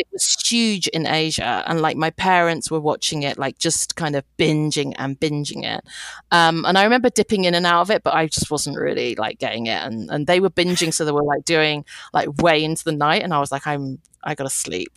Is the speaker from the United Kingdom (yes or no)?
yes; United Kingdom; I'm British Chinese, so my parents are from Hong Kong.